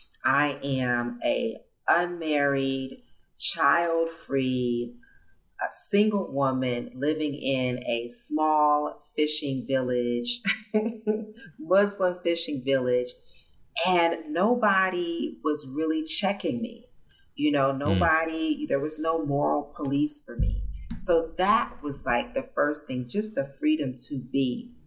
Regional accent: United States; moved away as an adult; also born or lived in California / Zanzibar; now in Nairobi, Kenya; growing up in the United States

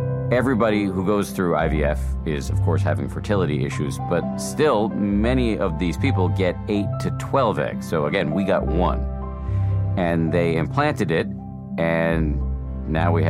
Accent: Boston, Massachusetts, United States; born or raised there; moved away

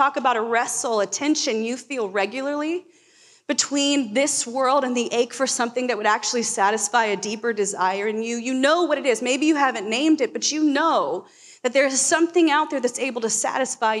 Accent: Florida, United States; now in Portland, United States; I grew up in Florida

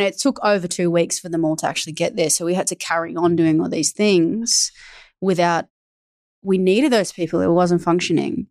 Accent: Australia; I'm Australian

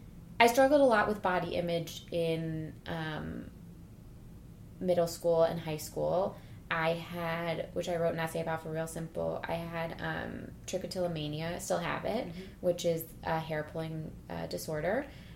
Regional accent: Cleveland, Ohio, United States; Oh, I'm from Cleveland.

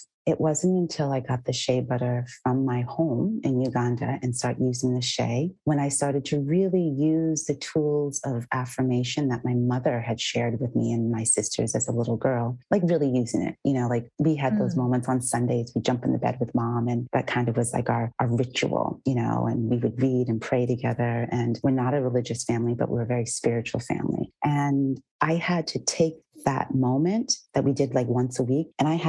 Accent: Massachusetts, United States; I grew up in Massachusetts as well.

